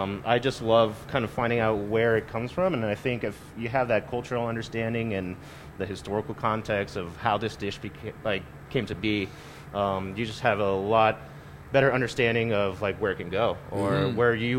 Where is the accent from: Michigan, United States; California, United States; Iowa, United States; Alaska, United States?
California, United States; born there; now in Colorado, United States; I was born in the Bay Area.